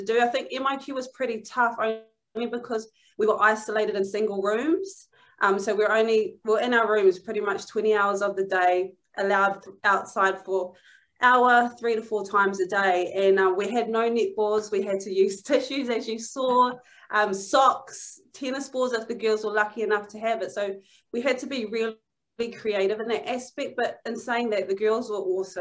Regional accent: New Zealand; moved away as an adult; now in Manchester, United Kingdom

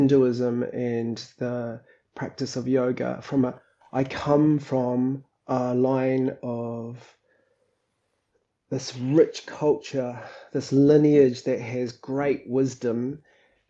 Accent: New Zealand; moved away as an adult; also born or lived in Sydney, Australia; native to this country and indigenous Māori from this country

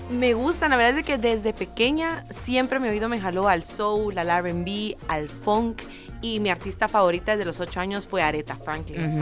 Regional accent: Guatemala; soy de Guatemala, cantante y compositora

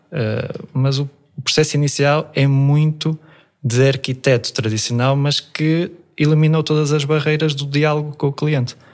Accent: Vila Praia de Âncora, Viana do Castelo, Portugal; also born or lived in Almada / Afife; eu nasci, nasci em Almada, mas os meus pais vieram muito cedo para a Vila Praia de Âncora e sempre surfei aqui em Afif

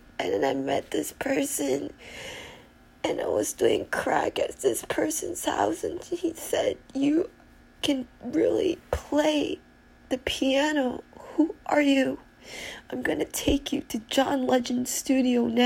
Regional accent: California, United States; now in New York, United States; I'm from California originally

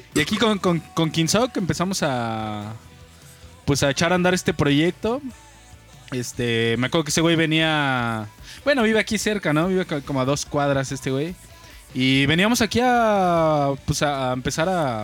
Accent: Mexico City, Mexico; now in Querétaro, Mexico; nacido un 22 de diciembre de 1998 en la bella ciudad de México.

